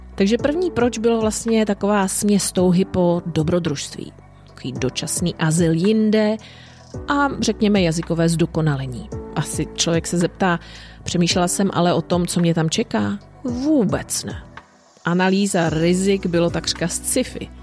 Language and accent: Czech; Czechia; moved away as an adult; also born or lived in United Kingdom / Ireland / Italy; now in Chile; Já osobně jsem mimo můj rodný kraj už 25 let